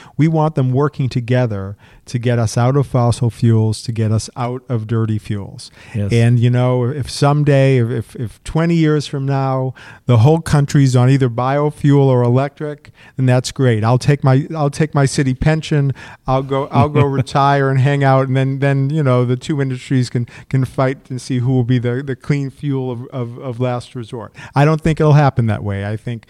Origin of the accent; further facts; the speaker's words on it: Methuen, Massachusetts, United States; I grew up in Methuen, Massachusetts in a large family. And at the top of the street, I grew up in a ranch house.